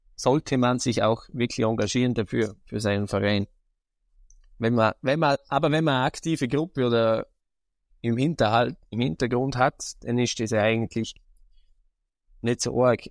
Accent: Vorarlberg, Austria; Bei uns in Vorarlberg heißt es ja Landjugend Jungbauernschaft

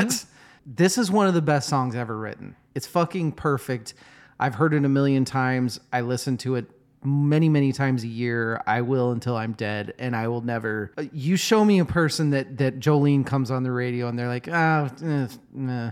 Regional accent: United States; we're American

